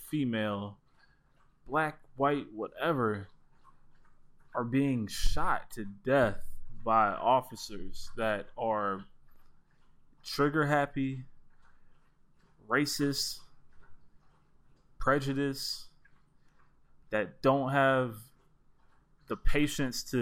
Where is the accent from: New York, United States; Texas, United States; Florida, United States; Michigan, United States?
Florida, United States; South; growing up where we grew up in Florida, in South Florida